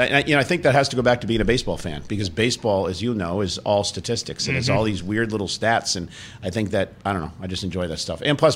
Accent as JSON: {"language": "English", "town": "Poughkeepsie", "region": "New York", "country": "United States", "tie": "born or raised there", "said": "Played college in my hometown."}